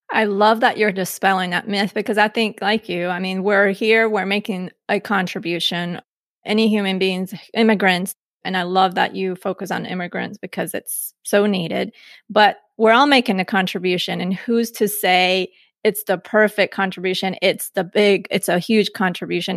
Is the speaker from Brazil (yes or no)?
no; Colombia; moved away; born outside of the country, I was born in Colombia, but I was born an American citizen